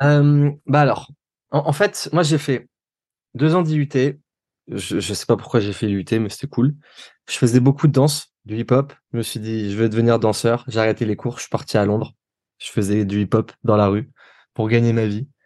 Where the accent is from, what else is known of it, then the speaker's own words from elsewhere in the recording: Nice, Provence-Alpes-Côte d'Azur, France; moved away; je viens de Nice